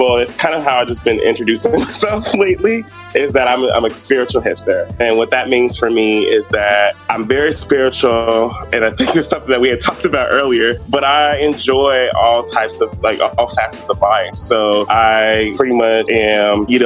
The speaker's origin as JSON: {"language": "English", "town": "Atlanta", "region": "Georgia", "country": "United States", "tie": "born or raised there", "also_born_or_lived": "upstate New York", "moved": "as an adult", "lives_now": "Iowa, United States", "said": "I moved to Atlanta when I was 8, so Atlanta's really been home for me."}